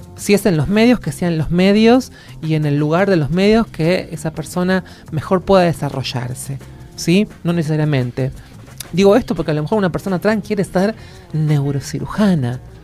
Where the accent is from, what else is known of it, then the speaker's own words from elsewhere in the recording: Argentina; mi orgullo como argentina